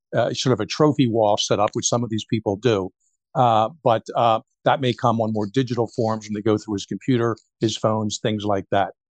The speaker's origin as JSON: {"language": "English", "town": "Philadelphia", "region": "Pennsylvania", "country": "United States", "moved": "yes", "said": "I'm from Philadelphia originally."}